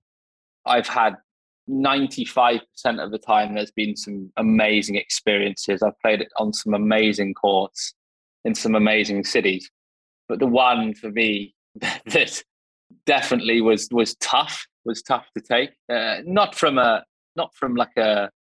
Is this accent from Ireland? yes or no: no; England, United Kingdom; I'm English